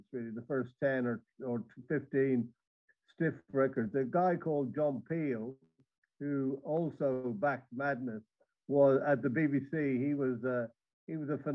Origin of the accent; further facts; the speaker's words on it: Dublin, Leinster, Ireland; I come from Dublin, and the … are, you know, my people